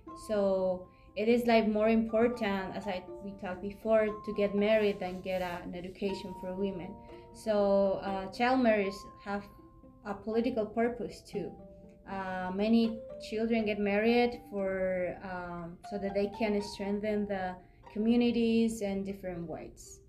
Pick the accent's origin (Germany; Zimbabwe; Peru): Peru; I am from Peru